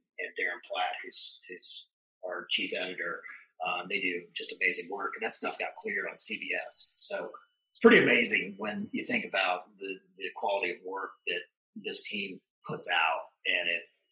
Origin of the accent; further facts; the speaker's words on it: Evansville, Indiana, United States; moved away as an adult; also born or lived in St. Louis, Missouri; now in Lexington, United States; I grew up in Evansville, Indiana